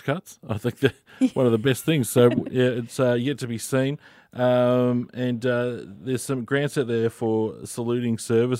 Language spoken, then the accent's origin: English; Australia; Yeah, it certainly is, and a good day to reflect on being an Aussie.